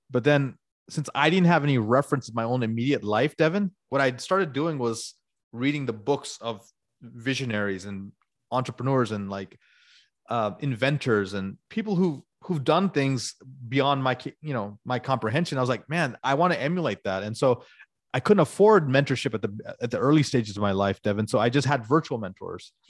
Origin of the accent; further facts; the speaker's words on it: Atlanta, Georgia, United States; moved away; I grew up in Atlanta